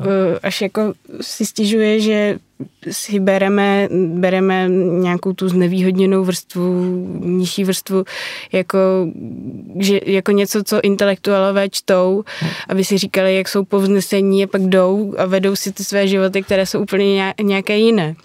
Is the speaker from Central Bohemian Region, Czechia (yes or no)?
no; Prague, Czechia; Já jsem z Prahy od jak živa